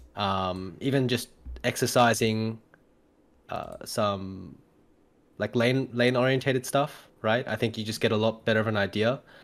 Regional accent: Australia; also born or lived in Korea; I grew up in Australia, and then obviously, uh, have a, have a Korean name on the side

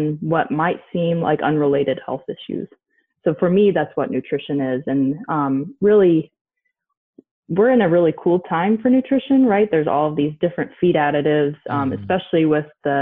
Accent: Michigan, United States; moved away as an adult; also born or lived in Illinois; I'm originally from Michigan. Both my husband and I grew up there.

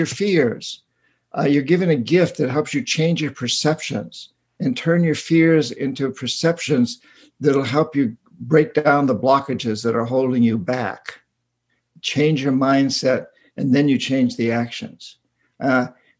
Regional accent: New Hampshire, United States; I grew up in rural New Hampshire. I grew up in New Hampshire

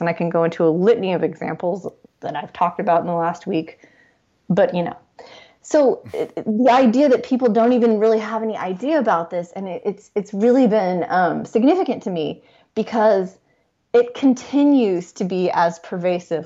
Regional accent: Los Angeles, California, United States; I'm born and raised in Los Angeles

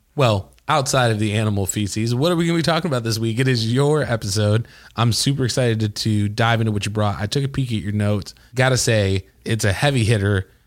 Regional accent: Traverse City, Michigan, United States; that's my town

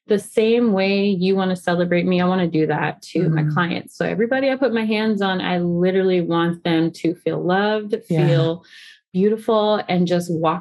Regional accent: San Antonio, Texas, United States; moved away as an adult; now in San Diego, United States; I'm originally from Texas. I'm a San Antonio girl, San Antonio cowgirl

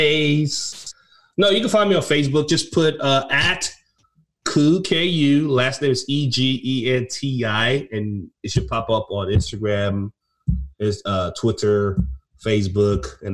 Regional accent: Nigeria; I'm from Nigeria

